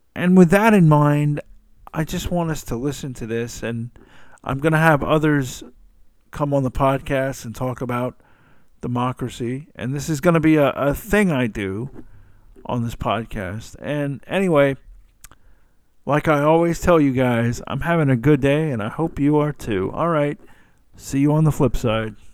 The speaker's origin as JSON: {"language": "English", "region": "the South", "country": "United States", "said": "I'm from the South. I say ma'am to any, any female at all"}